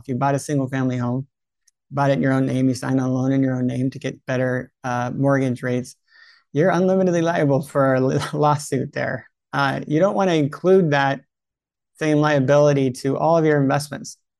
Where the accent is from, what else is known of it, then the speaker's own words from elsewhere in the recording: California, United States; I'm in California. I was raised in California